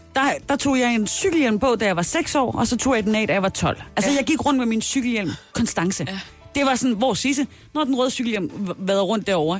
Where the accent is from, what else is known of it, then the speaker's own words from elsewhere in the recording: Southern Jutland, Southern Denmark, Denmark; som sønderjyde, så ved jeg